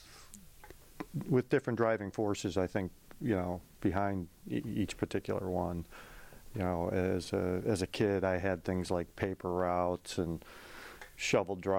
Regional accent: Euclid, Ohio, United States; moved away as an adult; now in New England, United States; I grew up right outside of Cleveland, Ohio, in a town called Euclid. Came out here when I was 19 years old.

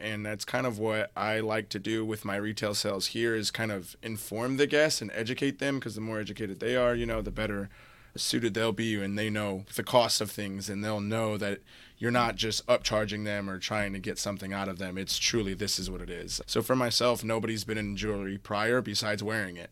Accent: South Bend, Indiana, United States; now in South Florida, United States; I'm originally from South Bend, Indiana

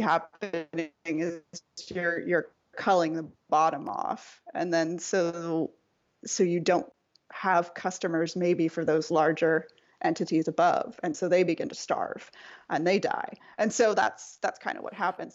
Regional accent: Nova Scotia, Canada; moved away as an adult; now in Sacramento, United States; grew up in a pretty small province called Nova Scotia.

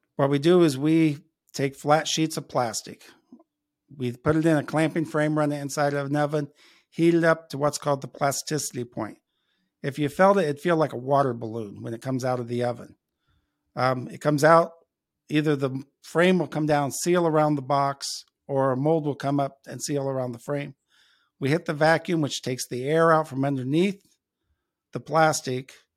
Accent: Logansport, Indiana, United States; moved away as an adult; now in Elkhart, United States; I grew up in Logansport, which is about, uh, halfway between here in Elkhart and Indianapolis

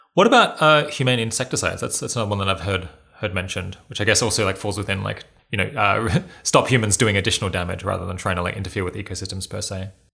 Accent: Australia; being Australian

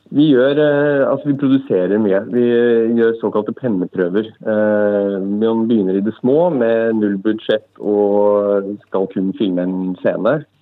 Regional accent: Brumunddal, Innlandet, Norway; also born or lived in Lillehammer; selv er jeg jo fra Brumunddal, en knøttliten by tre kvarter fra Lillehammer

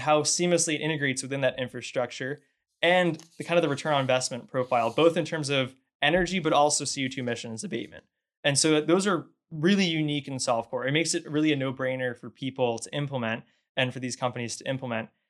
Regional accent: Northeast, United States; moved away as an adult; now in Houston, United States; I grew up in the Northeast, so I, I'm not from Texas or Houston

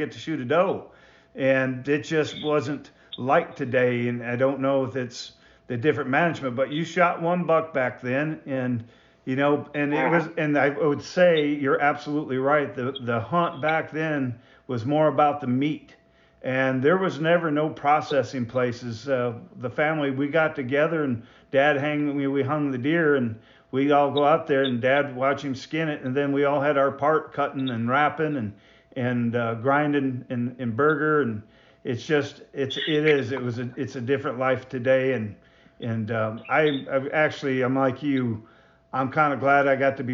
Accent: Michigan, United States; I was raised in Michigan

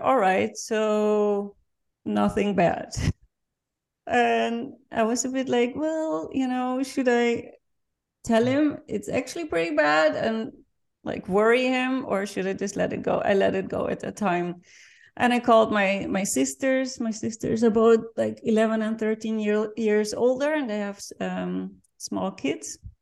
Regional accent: Netherlands; English is a second language; now in Vienna, Austria; I'm born and raised in the Netherlands, and I'm currently living in Vienna

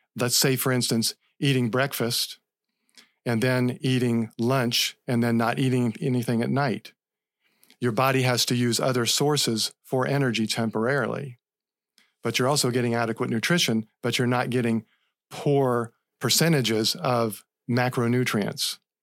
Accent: Central Florida, United States; I grew up in Central Florida

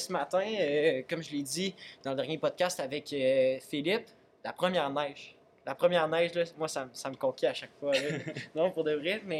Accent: Quebec City, Quebec, Canada; moved away as an adult; now in Sherbrooke, Canada; je viens de Québec.

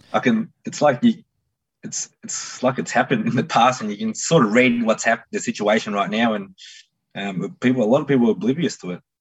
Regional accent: Melbourne, Victoria, Australia; I grew up somewhere down here

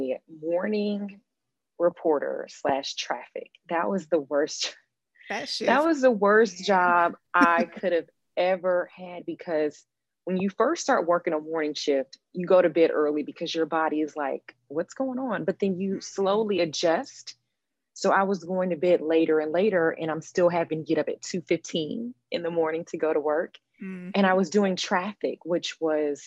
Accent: Atlanta, Georgia, United States; moved away as an adult; also born or lived in Myrtle Beach, South Carolina / Wichita Falls, Texas / Jackson; now in Memphis, United States; I'm from Atlanta.

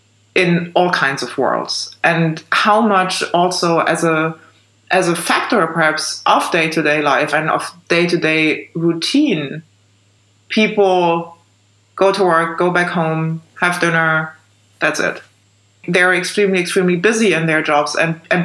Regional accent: East Germany, Germany; I was born in East Germany and grew up in the East

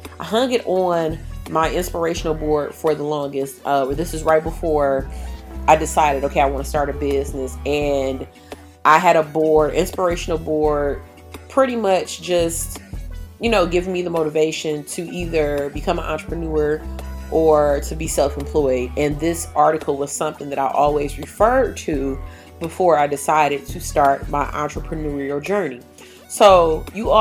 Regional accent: Detroit, Michigan, United States; I was attending the Detroit School of the Arts, and I graduated in 2007

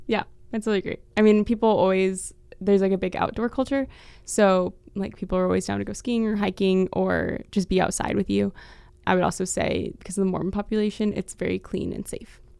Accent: Park City, Utah, United States; moved away; I'm from Park City

